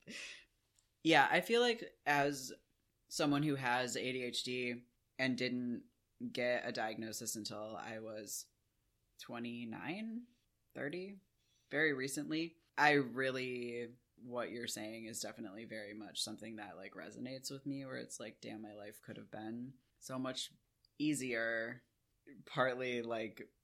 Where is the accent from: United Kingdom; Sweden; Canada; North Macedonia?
United Kingdom; we're British